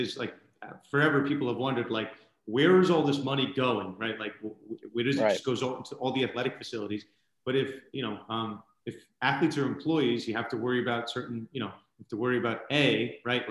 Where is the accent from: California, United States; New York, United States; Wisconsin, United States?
New York, United States; I'm from New York